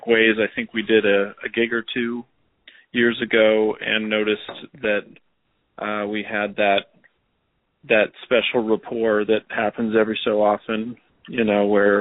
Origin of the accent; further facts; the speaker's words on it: Los Angeles, California, United States; also born or lived in Vancouver, Canada; I think I wasn't even 1 year old when they brought me down to L.A.